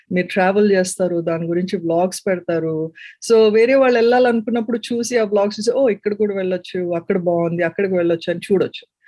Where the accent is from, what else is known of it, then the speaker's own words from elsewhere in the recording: Visakhapatnam, Andhra Pradesh, India; moved away as an adult; also born or lived in Warangal, India / Bengaluru, India / Munich, Germany / Hamburg, Germany; now in California, United States; నేను ఒరిజినల్ గా వైజాగ్ నుంచి